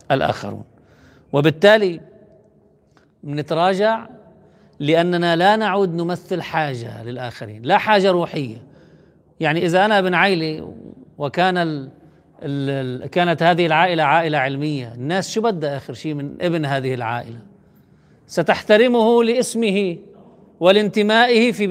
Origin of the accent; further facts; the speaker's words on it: Lebanon; نحن عندنا في لبنان انجز انتصار تاريخي في عام 2000